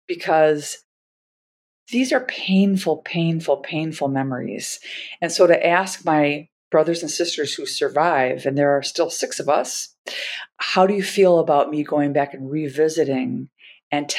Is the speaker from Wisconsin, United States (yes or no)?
yes; Milwaukee, Wisconsin, United States; I'm from Milwaukee, Wisconsin